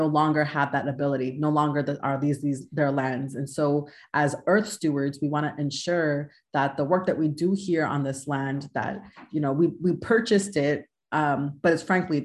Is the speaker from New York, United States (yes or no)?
yes; New York City, New York, United States; moved away as an adult; also born or lived in Manhattan; now in Connecticut, United States; I'm originally from Queens. I was born and raised in Queens and moved to Manhattan